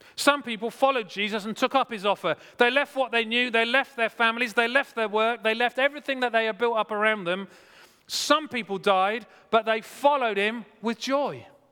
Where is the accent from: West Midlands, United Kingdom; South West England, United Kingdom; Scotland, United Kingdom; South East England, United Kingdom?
South West England, United Kingdom; Wimborne; moved away; Wimborne where I grew up